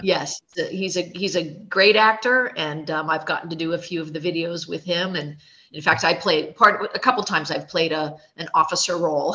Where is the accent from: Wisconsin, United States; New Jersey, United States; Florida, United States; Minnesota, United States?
Florida, United States; also born or lived in Germany / New York; I grew up here in Florida. My family has been in in my area of Florida for four generations